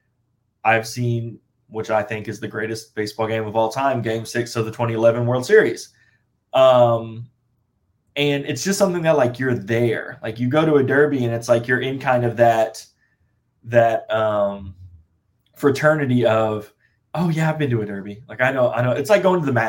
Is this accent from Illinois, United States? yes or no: yes; Southern Illinois, United States; now in Kentucky, United States; I'm from Southern Illinois.